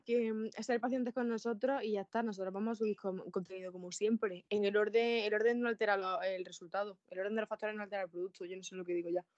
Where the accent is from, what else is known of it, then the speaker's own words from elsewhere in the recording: Andalusia, Spain; los andaluces hablamos así